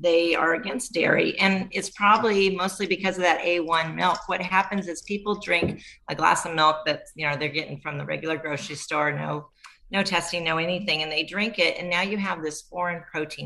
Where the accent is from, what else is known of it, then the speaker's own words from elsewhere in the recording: Southern California, United States; I'm from Southern California and met my love at Cal Poly San Luis Obispo, and we live on the northern coast of California, right on the Oregon border.